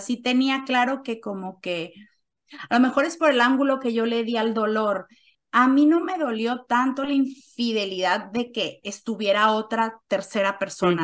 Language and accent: Spanish; Mexico; first language Spanish; moved away as an adult; now in Switzerland; Soy mexicana